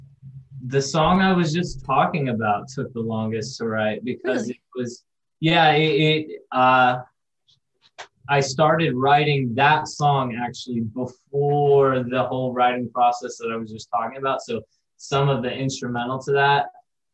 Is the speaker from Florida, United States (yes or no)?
yes; Florida, United States; we're from Florida